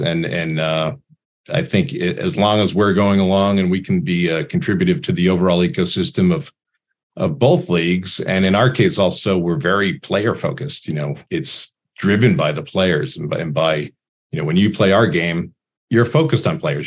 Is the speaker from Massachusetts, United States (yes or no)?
yes; Boston, Massachusetts, United States; I grew up in Boston